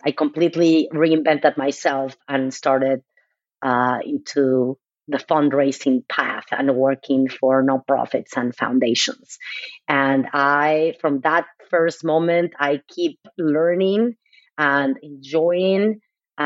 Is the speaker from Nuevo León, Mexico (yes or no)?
no; Mexico City, Mexico; moved away as an adult; now in United States; I am originally from Mexico City. I moved to the U.S. 26 years ago.